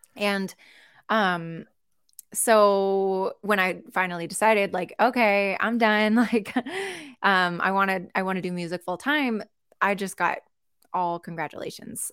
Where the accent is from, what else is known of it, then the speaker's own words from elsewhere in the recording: Seattle, Washington, United States; also born or lived in Colorado; I'm from Seattle, born and raised